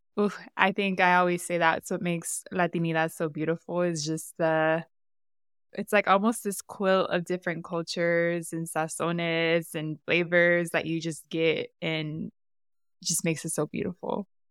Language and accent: English; San Diego, California, United States; I'm from San Diego too, and I grew up around a lot of Mexican American culture.